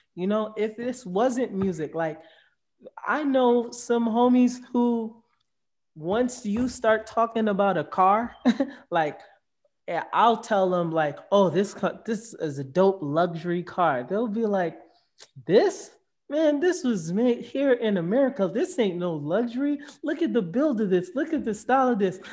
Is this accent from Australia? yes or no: no; Jamaica; now in United States; I'm Jamaican